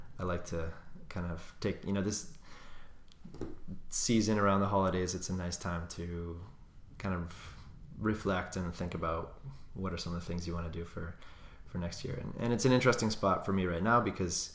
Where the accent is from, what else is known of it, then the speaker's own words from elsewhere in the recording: Cape Cod, Massachusetts, United States; I grew up on Cape Cod